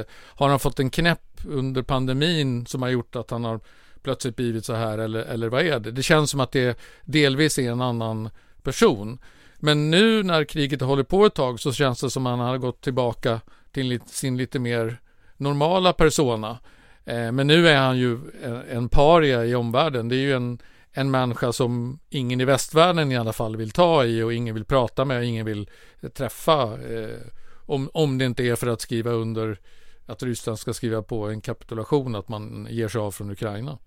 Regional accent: Sweden; som svensk

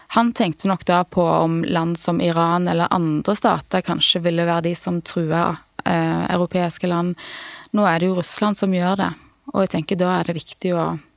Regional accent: Klepp, Rogaland, Norway; Vi kommer fra, fra Nordbraut

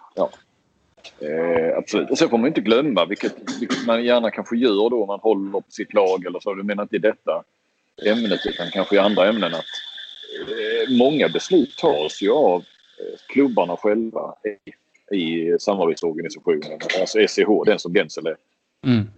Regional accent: Sweden; som svensk

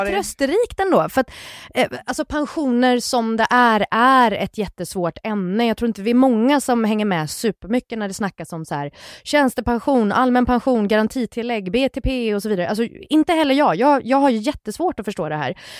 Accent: Gothenburg, Västra Götaland, Sweden; jag är från Göteborg

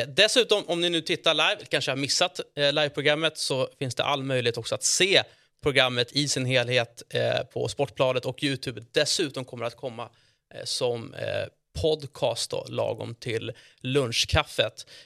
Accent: Stockholm, Stockholm County, Sweden; Jag som är från Stockholm

